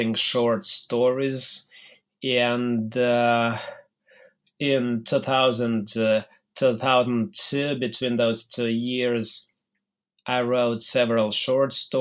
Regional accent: Mogilev, Mogilev Region, Belarus; moved away as an adult; also born or lived in Minsk, Belarus / Moscow, Russia; I was born in 1972 in Mogilev, which at the time was part of the Belarusian Soviet Socialist Republic. And I grew up in one of the worst neighborhoods of the city

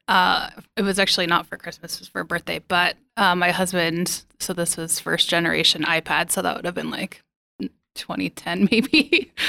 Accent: Billings, Montana, United States; moved away; I was born here as well, but it took me leaving, uh, and coming back to appreciate Billings a little bit more

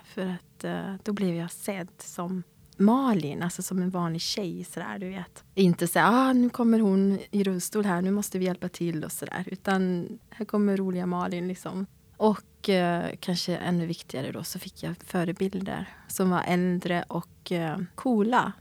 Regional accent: Sweden; also born or lived in South Korea; jag är adopterad och jag kom till Sverige när jag var åtta månader

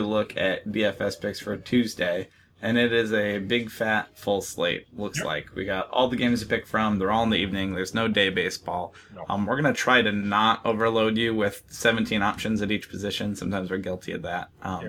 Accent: Oregon, United States; growing up in Oregon

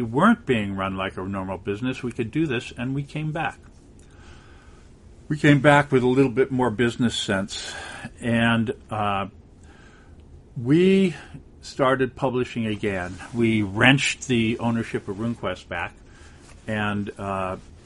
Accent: California, United States; I come from California

